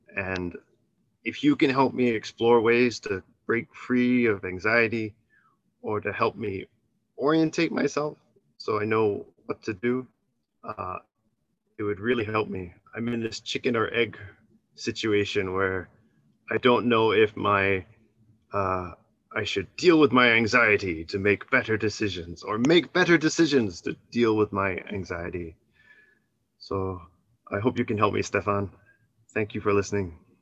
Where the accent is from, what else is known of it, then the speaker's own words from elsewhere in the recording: Canada; moved away as an adult; now in Japan; my hometown in Canada